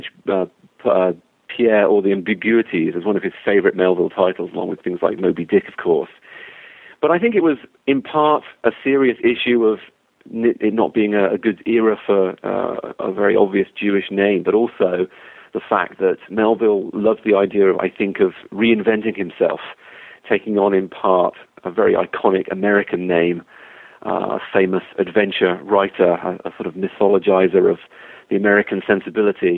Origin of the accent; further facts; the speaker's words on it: England, United Kingdom; moved away as an adult; also born or lived in Wisconsin, United States; now in Wilmington, United States; I am from England originally